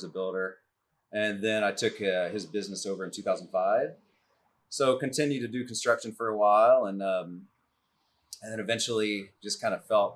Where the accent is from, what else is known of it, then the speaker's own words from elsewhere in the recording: Jacksonville, Texas, United States; I grew up in Jacksonville.